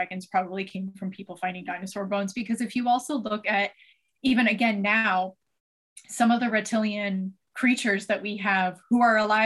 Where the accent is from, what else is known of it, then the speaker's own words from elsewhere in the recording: Canada; as a Canadian